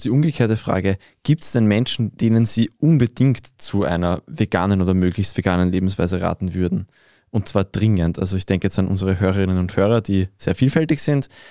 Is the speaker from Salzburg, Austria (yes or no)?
no; Vienna, Austria; wir als Wiener, die in einer doch relativ grünliberalen Bubble leben